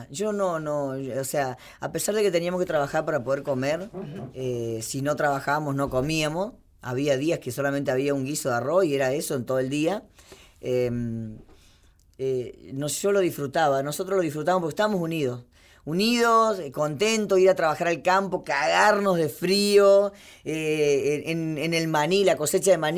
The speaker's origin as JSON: {"language": "Spanish", "country": "Argentina", "said": "Argentina, soy bien argentina."}